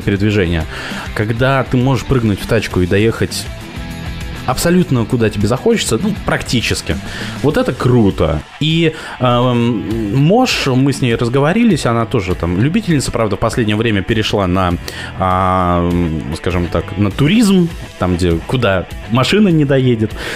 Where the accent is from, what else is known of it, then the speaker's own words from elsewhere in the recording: Kamchatka Krai, Russia; now in Moscow, Russia; я вырос на Камчатке.